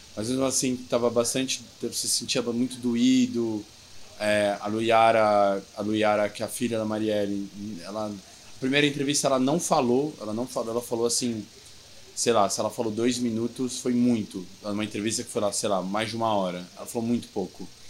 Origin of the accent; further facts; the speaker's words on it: São Paulo, Brazil; also born or lived in Bauru; eu volto para São Paulo, né? Que eu sou de São Paulo